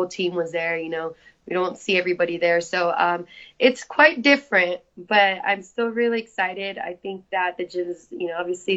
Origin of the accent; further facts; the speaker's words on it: San Jose, California, United States; moved away as an adult; I'm originally from San Jose. You know, my family's there